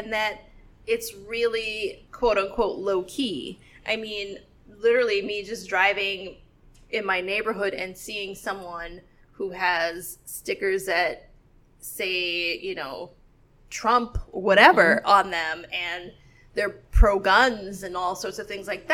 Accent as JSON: {"language": "English", "town": "New York City", "region": "New York", "country": "United States", "said": "I'm from Brooklyn"}